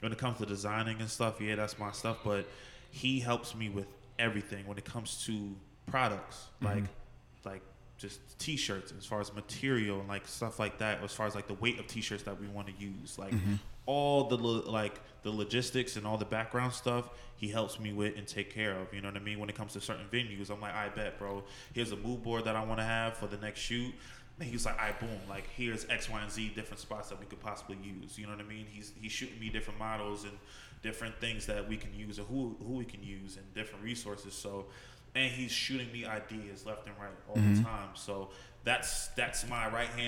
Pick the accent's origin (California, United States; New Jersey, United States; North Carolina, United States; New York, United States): New Jersey, United States; Montclair; also born or lived in Paterson, New Jersey; I'm originally from Paterson, New Jersey. So very fortunate to be able to go from there and then moving to Montclair at a very young age.